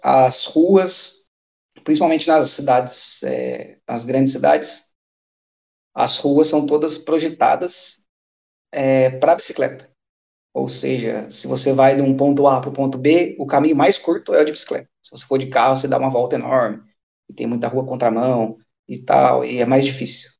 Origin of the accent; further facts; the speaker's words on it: Brazil; moved away as an adult; also born or lived in Japan (ancestry); now in Eindhoven, Netherlands; eu sou brasileiro